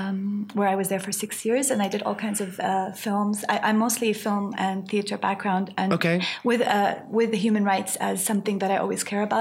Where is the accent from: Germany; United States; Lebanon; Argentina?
Lebanon; born there; I was born in Lebanon, and I always say I want to die in Lebanon.